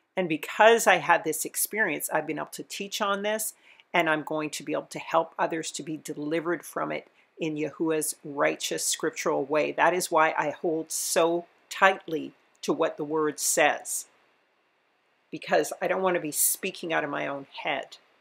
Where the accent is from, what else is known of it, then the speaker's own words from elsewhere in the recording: Edmonton, Alberta, Canada; also born or lived in Hanna, Alberta; She didn't teach us much of our heritage growing up in Edmonton.